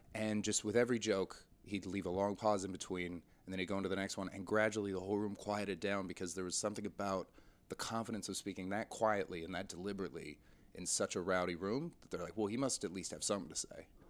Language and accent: English; White Rock, British Columbia, Canada; also born or lived in Montreal; now in London, United Kingdom; just outside Vancouver, a little, um, suburb called White Rock